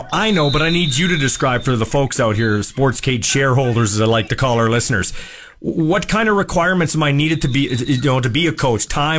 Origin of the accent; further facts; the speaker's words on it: Canada; as a Canadian guy